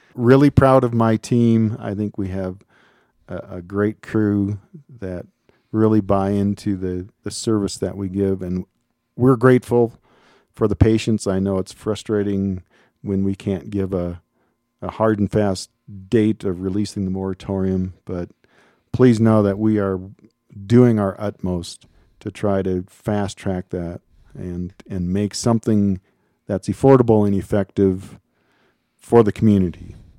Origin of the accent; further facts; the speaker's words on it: Minnesota, United States; moved away as an adult; also born or lived in Missoula, Montana; now in Colorado, United States; I'm originally from Minnesota